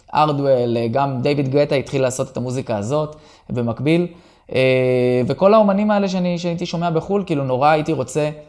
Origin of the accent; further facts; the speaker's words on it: Kiryat Shmona, Northern District, Israel; התחלתי ילד בקריית שמונה